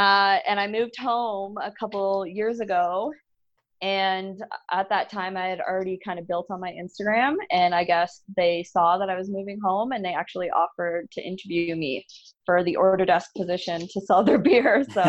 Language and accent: English; Barrie, Ontario, Canada; I am from Barrie originally.